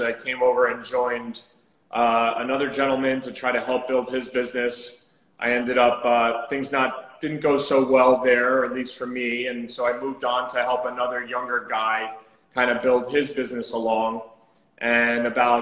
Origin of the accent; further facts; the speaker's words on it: New Jersey, United States; moved away as an adult; also born or lived in Southampton, Long Island; now in New York City, United States; I'm actually from New Jersey